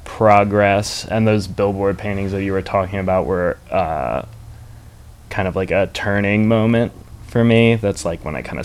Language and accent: English; Maryland, United States; I'm from Maryland, yeah.